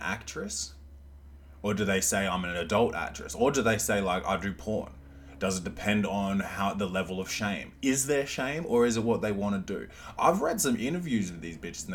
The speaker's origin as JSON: {"language": "English", "country": "Australia", "accent": "half Australian, half American", "said": "my accent's fucked up. It's like half Australian, like half American"}